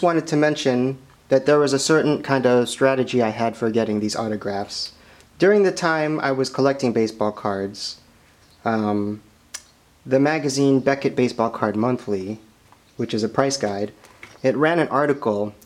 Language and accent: English; Springfield, Illinois, United States; Springfield, Illinois, here in my hometown